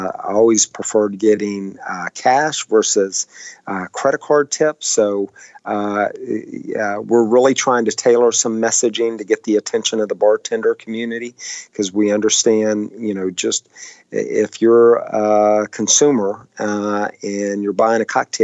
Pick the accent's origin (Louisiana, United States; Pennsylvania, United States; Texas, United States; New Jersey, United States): Texas, United States; now in Washington, D.C., United States; I'm from Texas originally